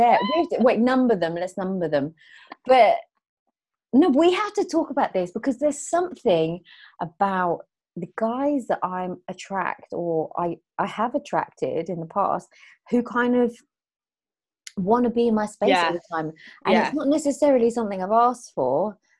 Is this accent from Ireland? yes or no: no; Philippines; I'm Filipino.